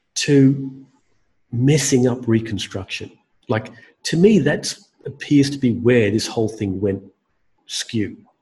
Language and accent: English; Australia; Australians like us